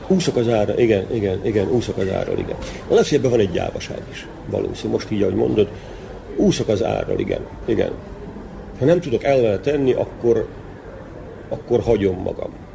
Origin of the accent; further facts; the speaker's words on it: Vojvodina, Serbia; ebbe születtem bele